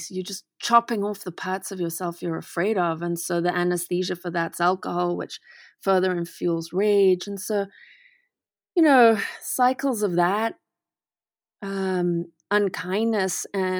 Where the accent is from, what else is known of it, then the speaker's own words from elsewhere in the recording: Manicaland, Zimbabwe; So I was raised in the Eastern Highlands of Zimbabwe, and we were in a very racist community